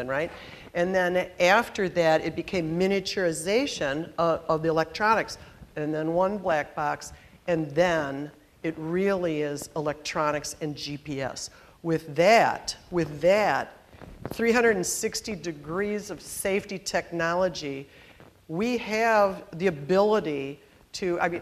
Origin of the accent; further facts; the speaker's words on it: Detroit, Michigan, United States; I was born in Detroit.